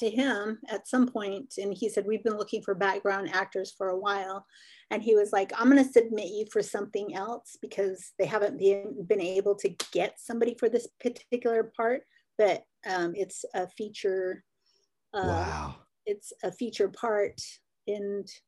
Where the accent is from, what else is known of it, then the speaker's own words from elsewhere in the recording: Arizona, United States; I'm originally from the Navajo reservation, or my family is from the Navajo reservation. So I was born on the Navajo reservation. Um, like I said, I lived there for a little while, moved up.